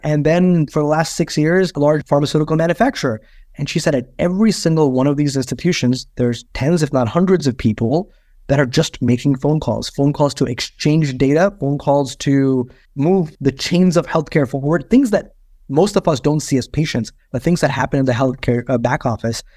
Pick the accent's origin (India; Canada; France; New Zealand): India; moved away; I grew up in India